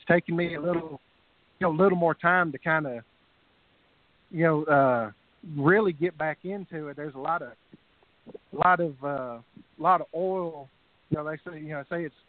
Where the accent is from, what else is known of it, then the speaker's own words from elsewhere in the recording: Texas, United States; I'm Texan